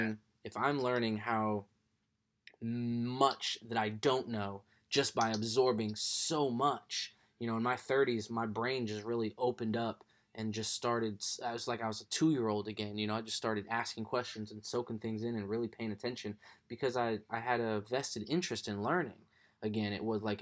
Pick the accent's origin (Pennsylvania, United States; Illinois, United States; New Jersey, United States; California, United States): California, United States; Southern; also born or lived in Connecticut; I was born in Connecticut, but I grew up in California as well. Southern California